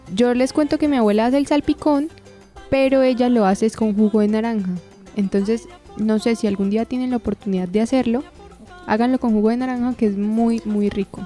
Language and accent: Spanish; Colombia; acá en Colombia